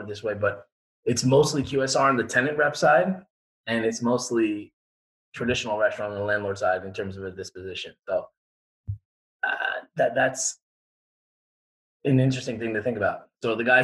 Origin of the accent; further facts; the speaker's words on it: Long Island, New York, United States; I grew up on Long Island